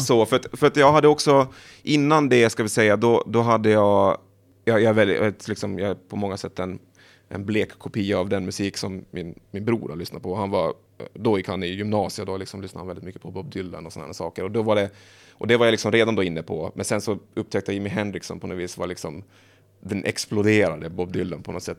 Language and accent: Swedish; Åland Islands; moved away; Jag är från Åland men jag pratar inte finska